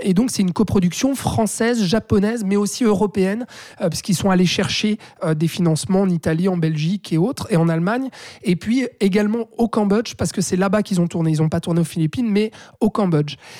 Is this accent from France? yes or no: no; Switzerland; chez nous en Suisse